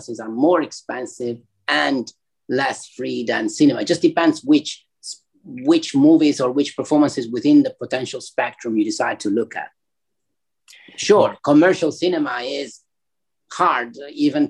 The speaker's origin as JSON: {"language": "English", "country": "Italy", "tie": "born or raised there", "moved": "yes", "lives_now": "Hong Kong", "said": "growing up in Italy"}